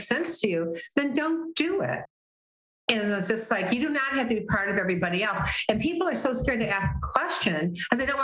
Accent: Wyandotte, Michigan, United States; moved away; I'm originally from Michigan.

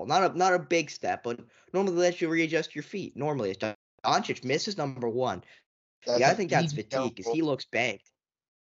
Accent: Canada; as a Canadian

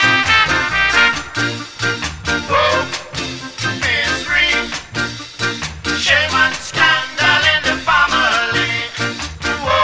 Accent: Yorkshire and the Humber, United Kingdom; I'm from Yorkshire, as you all well know by now.

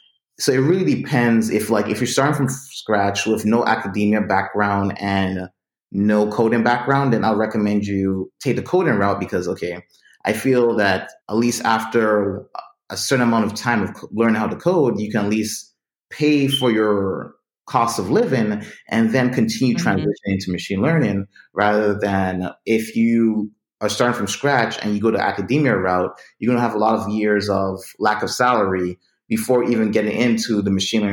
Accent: U.S. Virgin Islands; since I'm from the Virgin Islands, I recognized my own uniqueness.

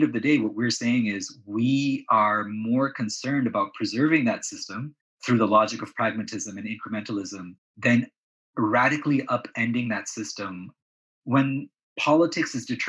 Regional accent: Canada; also born or lived in Pakistan / Saudi Arabia; So although I was born in Pakistan, my early childhood was spent in Saudi Arabia. And then again, my father wanted to go to Canada.

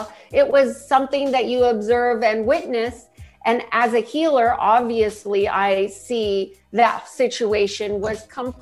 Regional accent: Huntington Beach, California, United States; also born or lived in San Diego; I grew up in Orange County, Huntington Beach

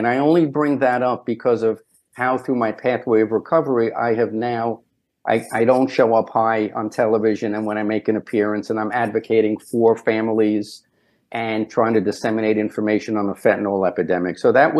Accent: Brooklyn, New York, United States; I grew up in Brownsville, Brooklyn, which was a tough area.

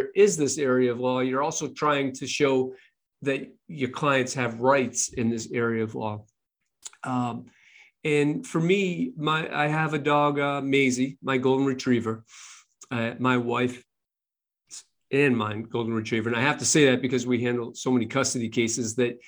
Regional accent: Boston, Massachusetts, United States; I'm from Boston

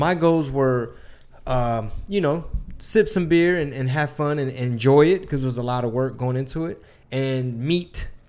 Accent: Galveston, Texas, United States; And we came from, and we're from Galveston.

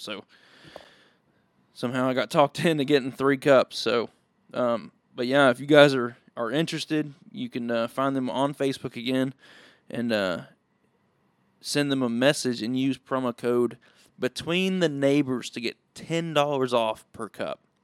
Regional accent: Willis, Texas, United States; I am from Willis, Texas. Went to the, went to Willis High School, graduated from Willis High School.

